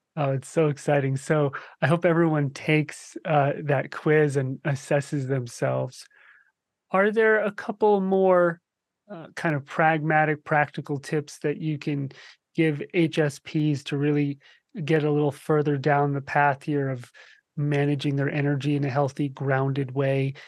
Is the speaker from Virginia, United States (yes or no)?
no; New Jersey, United States; moved away; I grew up in New Jersey